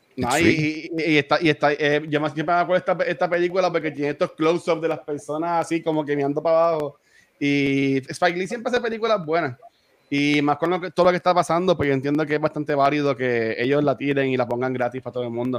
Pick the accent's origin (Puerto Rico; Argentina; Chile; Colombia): Puerto Rico; Loíza; yo aquí, este me crié aquí en Villa de Loiza